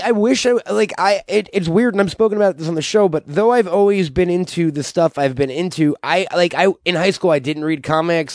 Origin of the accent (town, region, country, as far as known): Long Island, New York, United States; born or raised there